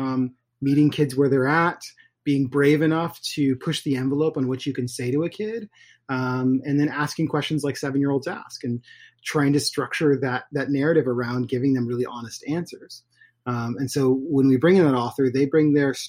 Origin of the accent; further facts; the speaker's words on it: Portland, Oregon, United States; I was born in Portland, Oregon